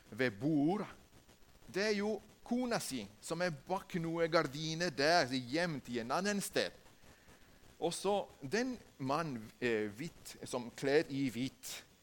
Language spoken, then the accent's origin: Norwegian; Ecuador; Norwegian is a second language; moved away as an adult; now in Norway; Jeg kommer fra Ecuador.